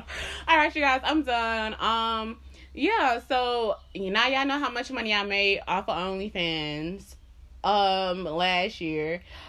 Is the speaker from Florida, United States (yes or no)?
yes; Miami, Florida, United States; Because, y'all, before I moved up here, I was from Miami.